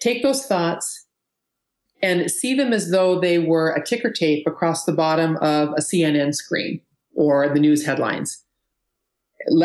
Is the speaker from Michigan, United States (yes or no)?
no; Seattle, Washington, United States; I'm from Seattle